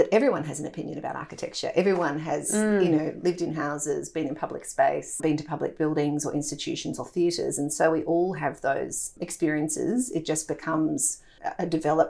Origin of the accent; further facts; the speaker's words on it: Melbourne, Victoria, Australia; also born or lived in London / Germany; I grew up in Melbourne and had the fortune of living in Europe as a child